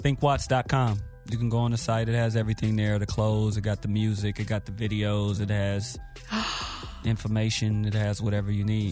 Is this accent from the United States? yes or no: yes; Los Angeles, California, United States; I am from Watts, California